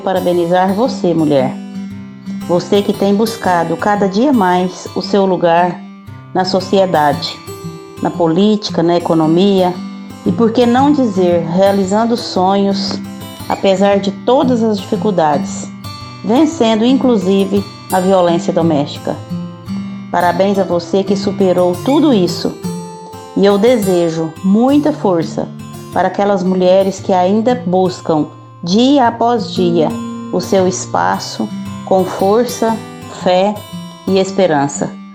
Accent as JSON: {"language": "Portuguese", "town": "Capinópolis", "region": "Minas Gerais", "country": "Brazil", "tie": "born or raised there", "said": "Nasci aqui em Capinópolis"}